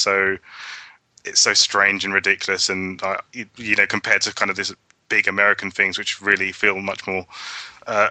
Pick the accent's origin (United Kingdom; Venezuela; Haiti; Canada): United Kingdom; being a Brit